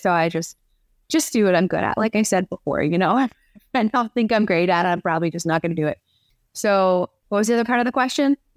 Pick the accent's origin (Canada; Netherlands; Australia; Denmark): Canada; now in Detroit, United States; Growing up in Canada, was it, I mean, it's, it's really not that different from being here. It's pretty similar, but I did grow up in a small town, so that's different from living in Detroit